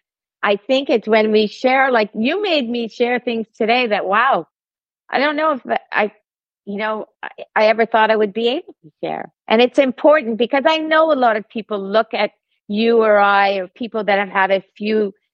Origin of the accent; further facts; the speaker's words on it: Canada; I'm Canadian